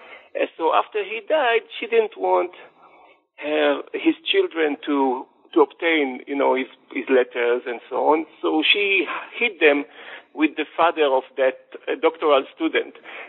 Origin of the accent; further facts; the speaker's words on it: Jerusalem, Jerusalem District, Israel; Okay, I was born and raised in Jerusalem into a secular family, not an Orthodox family. And as someone who was living in Jerusalem, you cannot ignore the strong influence of Orthodoxy on the city's population.